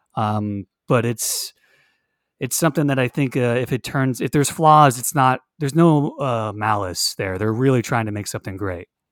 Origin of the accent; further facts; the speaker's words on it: Hollywood, Florida, United States; now in Orlando, United States; I was born in Hollywood, Florida.